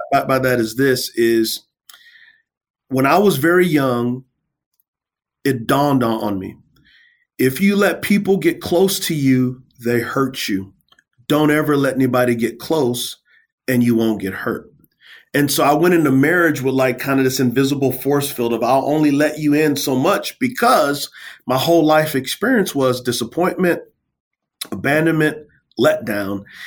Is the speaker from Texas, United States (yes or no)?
yes; San Antonio, Texas, United States; I come from San Antonio, Texas. Uh, I grew up in the hood.